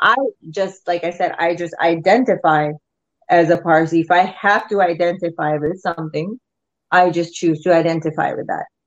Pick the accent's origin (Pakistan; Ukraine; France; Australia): Pakistan; now in Canada; I used to watch a lot of Bollywood movies when I was growing up in Pakistan